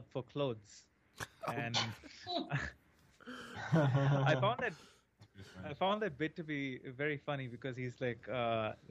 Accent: India; moved away; I always saw a lot of American TV shows growing up in India

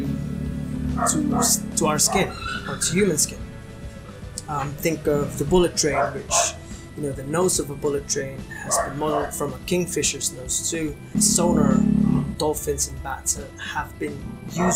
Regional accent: Iloilo City, Western Visayas, Philippines; now in Los Baños, Philippines; my hometown, which is Iloilo City

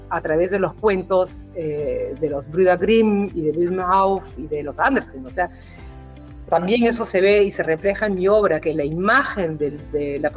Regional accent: Peru; now in Berlin, Germany; porque vengo del Perú, no parezco peruana, o sea, también Europa es así que espera que el peruano que llega sea más peruano que yo, ¿no? con esa cara de gringa

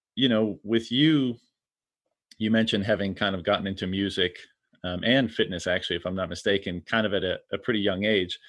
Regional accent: Canada; I'm from Canada

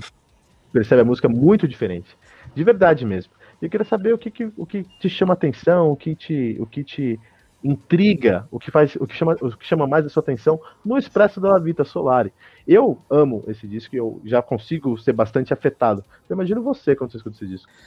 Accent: Brazil; also born or lived in United States; Eu sou do Brasil

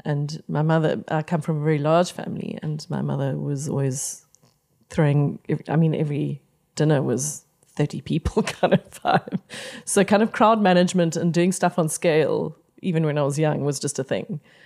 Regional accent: Pretoria, Gauteng, South Africa; I grew up in Pretoria primarily

